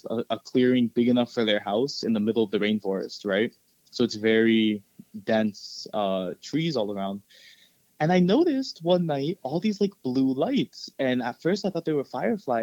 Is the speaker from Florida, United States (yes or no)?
yes; Florida, United States; also born or lived in El Salvador; my family and I grew up here in Florida